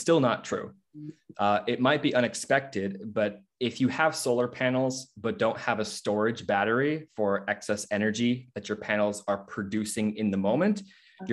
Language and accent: English; Seattle, Washington, United States; I'm from the Seattle area